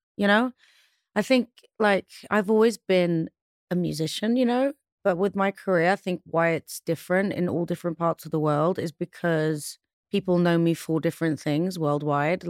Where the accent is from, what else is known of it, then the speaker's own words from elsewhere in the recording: London, United Kingdom; also born or lived in Pristina, Kosovo; I moved to London when I was one